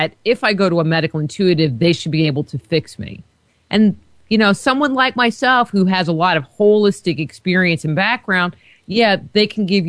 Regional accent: near Woodstock, New York, United States; I grew up near Woodstock, New York

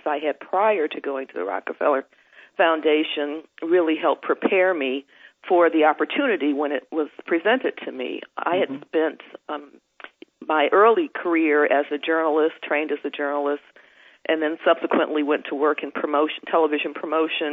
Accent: Detroit, Michigan, United States; now in New Jersey, United States; a person growing up in the United States, first in Detroit and then subsequently living several other places and now settling with my family in New Jersey

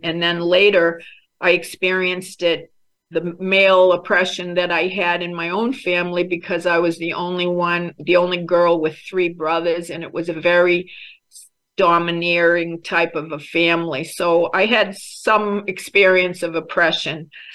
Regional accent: Boston, Massachusetts, United States; moved away; also born or lived in Ghana / Albania; I was raised in American, Irish American Catholic family in Boston

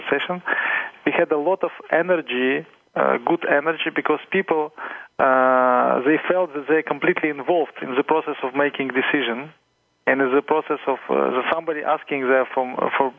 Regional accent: Ukraine; I'm coming from Ukraine

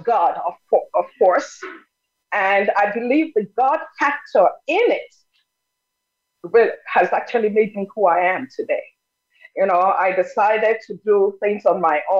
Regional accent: Nigeria; first language Yoruba; English is a second language; moved away as an adult; now in United States; I'm originally from Nigeria, schooled in Nigeria, but came to the U.S. in 1980.

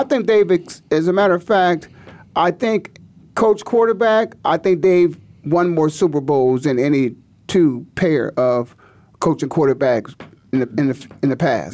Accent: Canton, Ohio, United States; I'm from Canton, Ohio

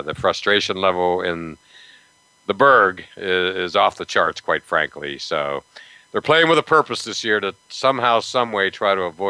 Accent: Pittsburgh, Pennsylvania, United States; I grew up in Pittsburgh and I'm a huge Pirate fan.

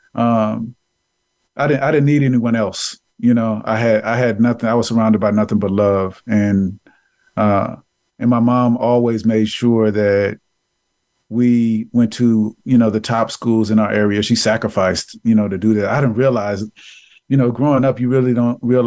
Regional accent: San Francisco, California, United States; I grew up in San Francisco, in the inner city of San Francisco, in the Fillmore District

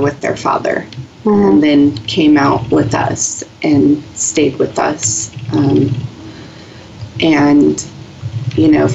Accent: San Diego, California, United States; moved away as an adult; I was born and raised in San Diego, lived there my entire life

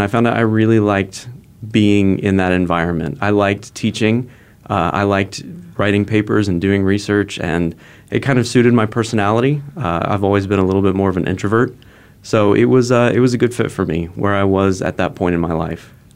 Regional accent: Phoenix, Arizona, United States; moved away; also born or lived in Fullerton, California / San Diego, California; Phoenix, back to my hometown

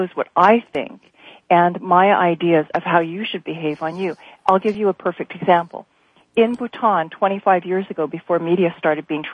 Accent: Hawaii, United States; also born or lived in South Pacific; being Native Hawaiian growing up

